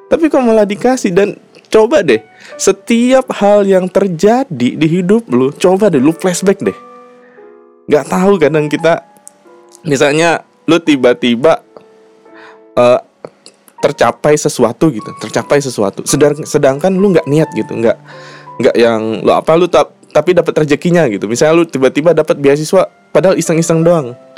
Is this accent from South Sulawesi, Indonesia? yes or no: no; Jambi, Indonesia; gue nih kampung aslinya kan gue aslinya orang Sumatera Jambi